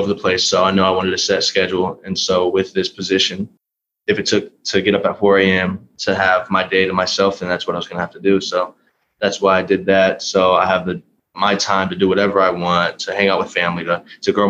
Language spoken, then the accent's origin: English; Wichita, Kansas, United States; I grew up here in Wichita